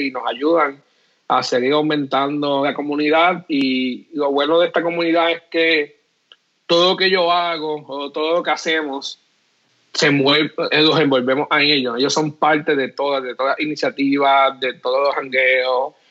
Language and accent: Spanish; Puerto Rico; nosotros somos puertorriqueños